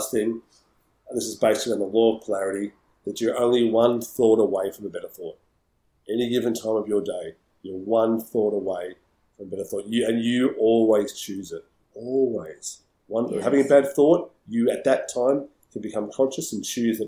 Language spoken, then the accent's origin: English; Melbourne, Victoria, Australia; I'm from Melbourne